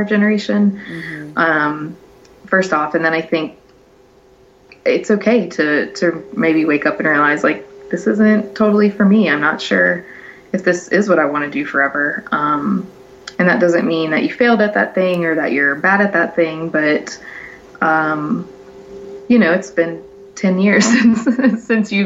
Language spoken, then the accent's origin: English; Louisiana, United States; moved away; I'm from Louisiana